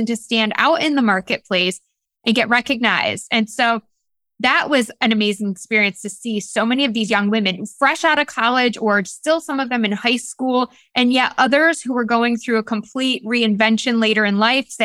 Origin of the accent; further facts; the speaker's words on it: the North, Northern United States, United States; now in Greenville, United States; I'm a Northerner. I'm a Yankee here in the South.